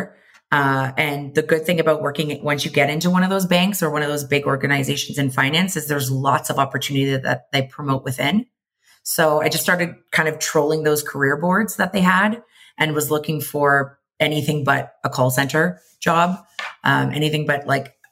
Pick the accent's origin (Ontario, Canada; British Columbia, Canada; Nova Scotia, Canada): Ontario, Canada; Mississauga; moved away as an adult; also born or lived in London, Ontario / Toronto, Canada; now in Vancouver, Canada; I was born and raised just outside of Toronto, Ontario, in Mississauga